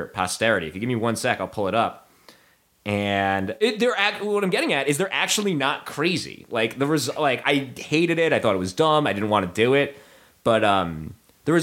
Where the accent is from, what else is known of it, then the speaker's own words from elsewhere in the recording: New Jersey, United States; also born or lived in New York / Pennsylvania; I grew up in New Jersey